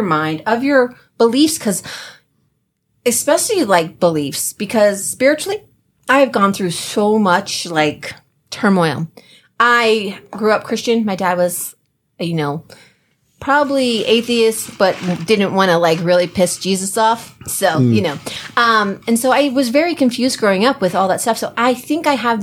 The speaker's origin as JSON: {"language": "English", "region": "New Jersey", "country": "United States", "said": "we're from Jersey."}